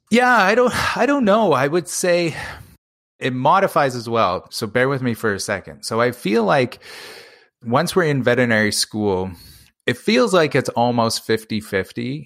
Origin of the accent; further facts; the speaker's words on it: Canada; that's where I'm from. Three thousand people in kind of this, this very rural northern community.